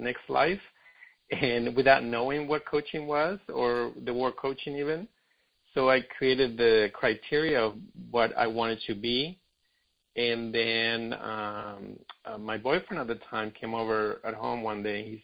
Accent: Argentina; now in Los Angeles, United States; I'm in Brazil, but I live in L.A. I'm from Argentina originally

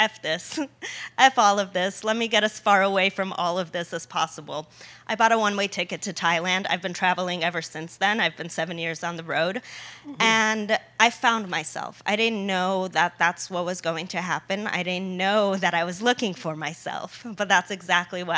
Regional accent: United States; also born or lived in Poland; I was born in Poland. I came to America when I was 3 years old.

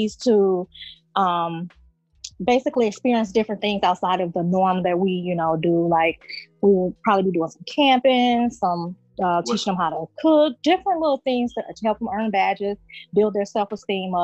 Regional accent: Rockford, Illinois, United States; I am from Rockford, Illinois

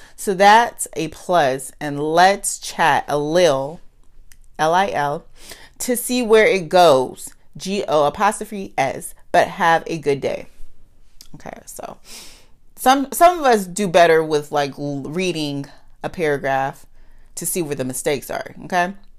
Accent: United States; accent: Ebonics (African American Vernacular English); first language Ebonics (African American Vernacular English); I'm good for ebonics. I, I'm, um, that's my, that's my first language

